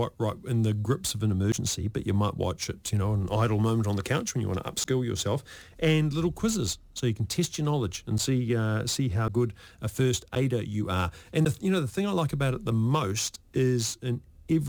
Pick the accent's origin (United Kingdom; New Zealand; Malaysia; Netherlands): New Zealand; Lower Hutt, Wellington; I grew up in Lower Hutt, and the beach we used to swim at, which was, you know, Petone Beach